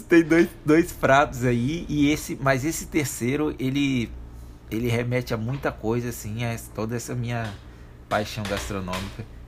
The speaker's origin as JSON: {"language": "Portuguese", "region": "Espírito Santo", "country": "Brazil", "tie": "born or raised there", "said": "Espírito Santo, cultura capixaba"}